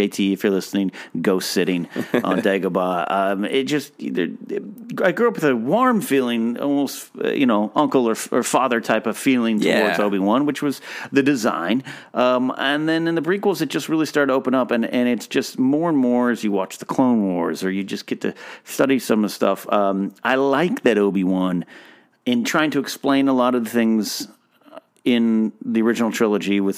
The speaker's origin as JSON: {"language": "English", "country": "United States", "said": "I'm from the United States of America"}